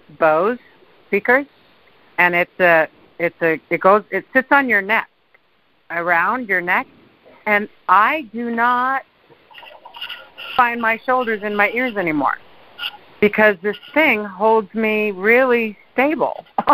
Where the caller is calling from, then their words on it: Tahoe, United States; from Tahoe.